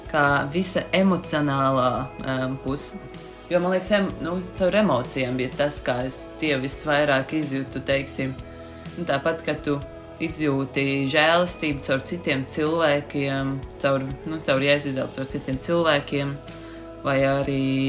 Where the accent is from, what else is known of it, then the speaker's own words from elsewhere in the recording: Sigulda, Vidzeme, Latvia; also born or lived in Riga; es nāku no Sigultas katoļu draugas pašlaik, um, kamēr es mācos Rīgā